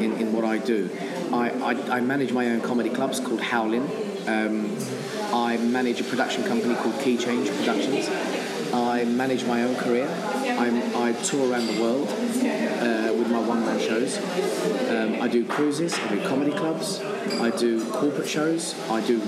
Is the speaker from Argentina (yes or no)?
no; England, United Kingdom; I was born and raised in England. Okay. My parents were born in Armenia